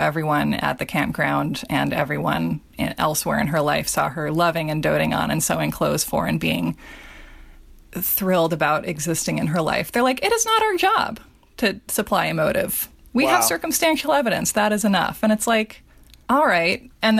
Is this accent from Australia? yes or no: yes; Australia; like try growing up in Australia and not writing about dingoes at some point in your curriculum.